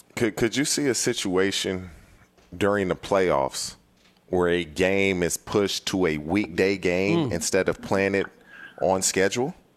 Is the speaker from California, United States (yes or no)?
yes; California, United States; also born or lived in Cincinnati; I'm born and raised in California